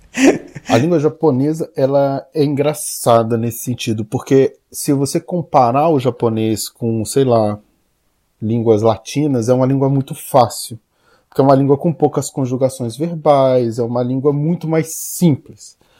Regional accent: Brazil; now in Japan; o meu background como brasileiro era essencial

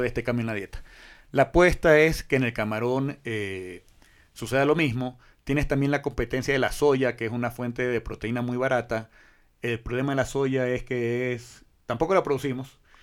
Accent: Guayaquil, Guayas, Ecuador; como guayaquileño

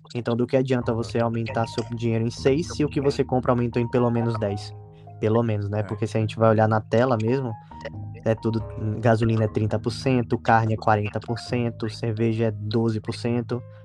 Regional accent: Salvador, Bahia, Brazil; Eu sou de Salvador, na Bahia

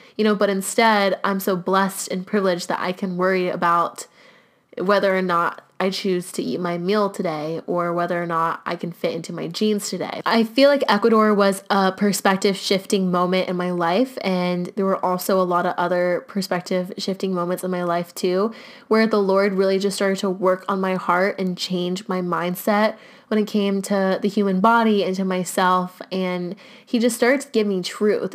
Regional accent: United States; growing up in the United States

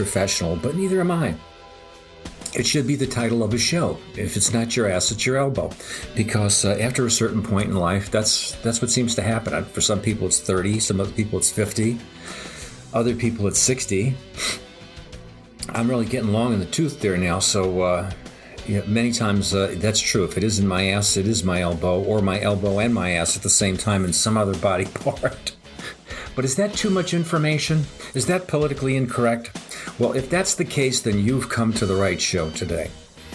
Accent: United States; I'm an American. I love my country

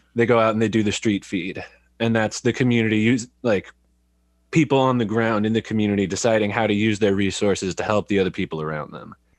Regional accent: California, United States; moved away as an adult; also born or lived in San Jose; now in Eugene, United States; I grew up in California

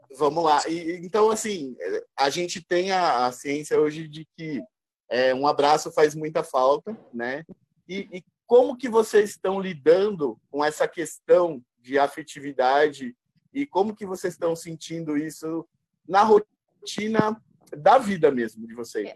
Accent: Brazil; somos brasileiros

